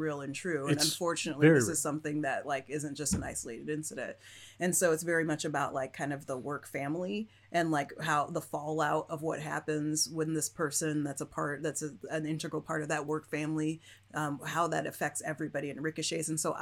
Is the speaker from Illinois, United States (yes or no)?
yes; Chicago, Illinois, United States; moved away; I grew up I grew up partly into the city, but mostly out of the city